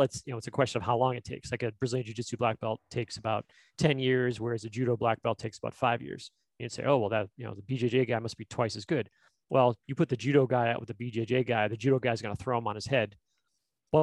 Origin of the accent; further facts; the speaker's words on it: Boston, Massachusetts, United States; moved away as an adult; I grew up in Boston